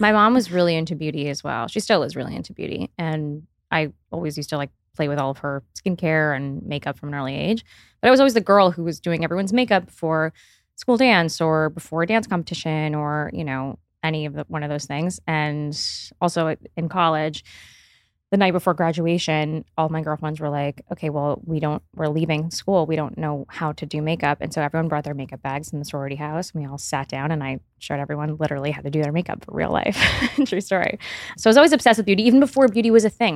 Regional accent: Miami, Florida, United States; I grew up in Miami

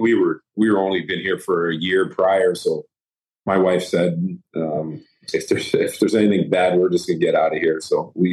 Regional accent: Toronto, Ontario, Canada; Right downtown Toronto. Regent Park area.

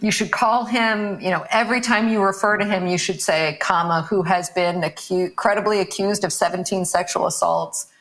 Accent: Hanover, Pennsylvania, United States; moved away as an adult; now in Brooklyn, United States; I'm from Hanover, Pennsylvania

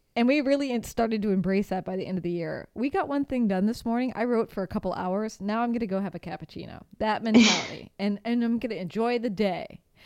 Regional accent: United States; moved away; as an American

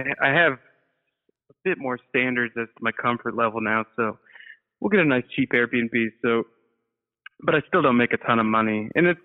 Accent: Rockford, Illinois, United States; moved away as an adult; also born or lived in Chicago, Illinois; now in New York, United States; I grew up in Rockford, Illinois, which is a pretty pilled out sort of city

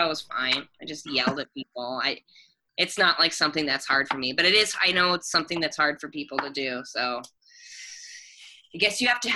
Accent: Bainbridge Island, Washington, United States; moved away as an adult; now in New York, United States; I grew up in Seattle. I grew up on an island called Bainbridge Island across from Seattle in the Puget Sound. I'm from the Northwest.

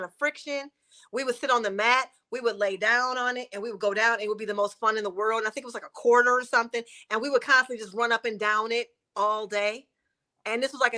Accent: Detroit, Michigan, United States; now in West Hollywood, United States; Born and raised in the Motor City

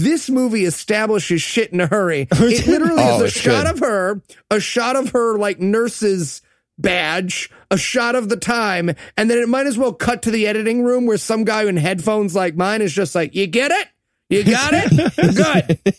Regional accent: New York, United States; Yeah, I mean, look, I get it. I'm a New Yorker.

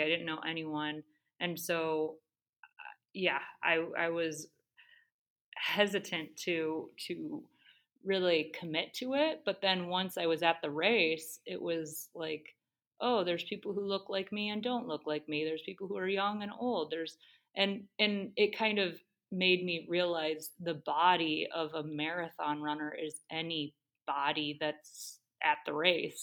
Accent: Great Lakes, Ohio, United States; also born or lived in Australia; born and raised on the Great Lakes

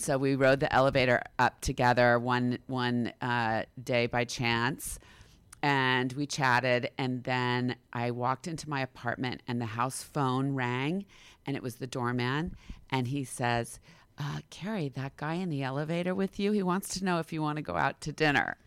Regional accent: California, United States; moved away as an adult; also born or lived in New York City; I grew up in California

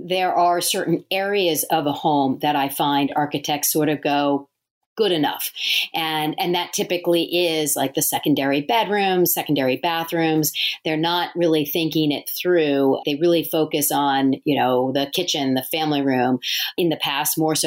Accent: Delaware, United States; also born or lived in New York City; moved to my home state of Delaware and have been practicing on my own here for the last 21 years.

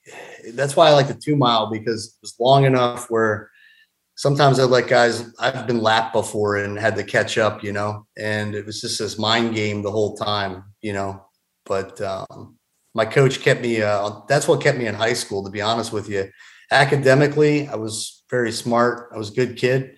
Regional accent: Doylestown, Pennsylvania, United States; now in Georgia, United States; I was born and raised in a small town about 45 minutes north of Philadelphia. I call it Doylestown.

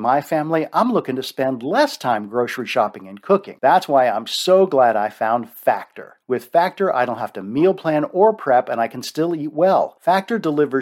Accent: East Coast, United States; I grew up on the East Coast and I went to the University of Maryland

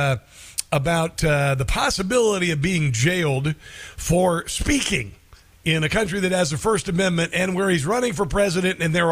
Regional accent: Iowa, United States; Iowa, which is my home state

